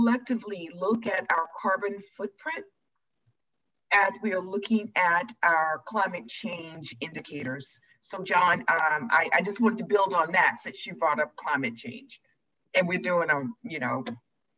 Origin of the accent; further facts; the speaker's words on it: Metro Atlanta, Georgia, United States; I grew up in Metro, Georgia, and I was raised by my grandparents